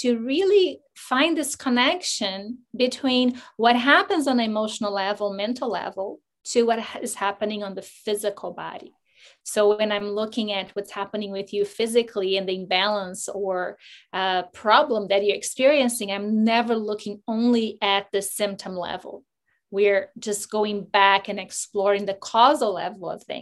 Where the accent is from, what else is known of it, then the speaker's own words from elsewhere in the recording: Brazil; moved away as an adult; I'm from Brazil